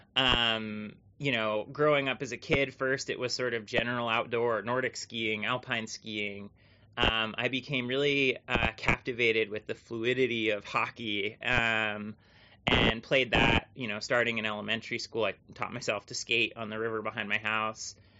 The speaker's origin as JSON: {"language": "English", "town": "Thetford Center", "region": "Vermont", "country": "United States", "tie": "born or raised there", "said": "growing up in Vermont was simultaneously like wonderful and awesome"}